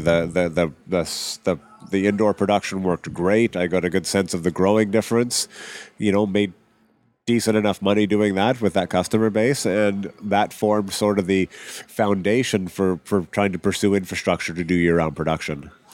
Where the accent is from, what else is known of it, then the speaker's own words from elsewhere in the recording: Regina, Saskatchewan, Canada; moved away as an adult; also born or lived in England / Vancouver / Vancouver Island; I grew up in Regina, Saskatchewan, prairie